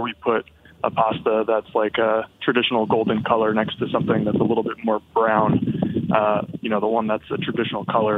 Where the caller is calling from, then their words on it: Philadelphia, Pennsylvania, United States; I'm calling from Philly.